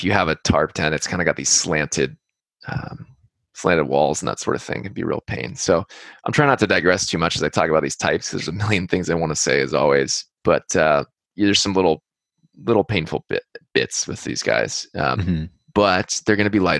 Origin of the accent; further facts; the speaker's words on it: California, United States; we're from California